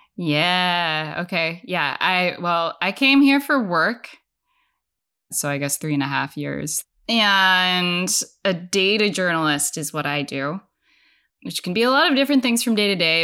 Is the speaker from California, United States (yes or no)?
yes; Bay Area, California, United States; now in Washington, D.C., United States; I'm from the Bay Area. I went to college there